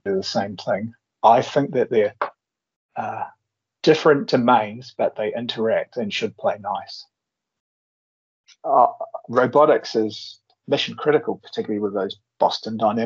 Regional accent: New Zealand; the standard Antipodean thing

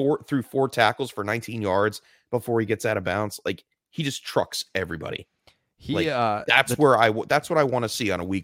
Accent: California, United States; I am from California, and I am the Terminator.

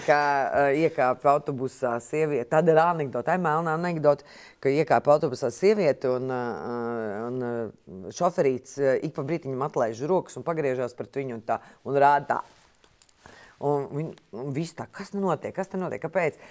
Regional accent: Jaunpils, Latvia; moved away; es nāku no laukiem, no Jaunpils.

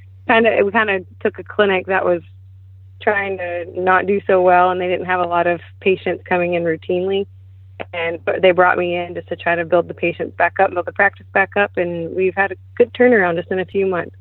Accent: Splendora, Texas, United States; Not far from here, actually. The north side of Houston as well, in the Splendora area.

